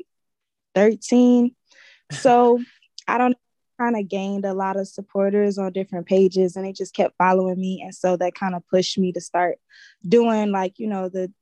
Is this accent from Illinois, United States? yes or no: yes; Chicago, Illinois, United States; I'm from Chicago